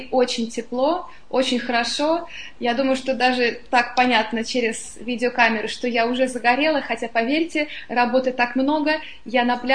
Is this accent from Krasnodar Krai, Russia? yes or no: no; Moscow, Russia; also born or lived in London, United Kingdom; now in Portugal; Я жила во многих странах, я москвичка, но всегда жила где-то за границей, в Лондоне много лет